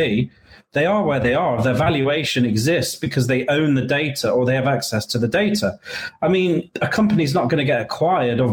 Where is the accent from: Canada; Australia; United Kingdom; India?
United Kingdom; moved away as an adult; also born or lived in London / Colombia; now in Florida, United States; I'm British, so I do have clients in the UK